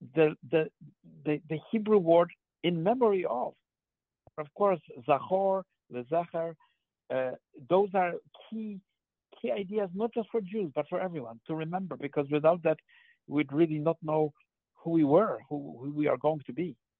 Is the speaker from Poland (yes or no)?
yes; Poland; moved away; I grew up in Poland